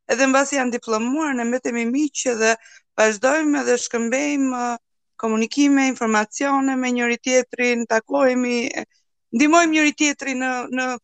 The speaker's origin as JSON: {"language": "Albanian", "town": "Durrës", "region": "Durrës County", "country": "Albania", "said": "unë jam nga Durrësi, Gozdeti."}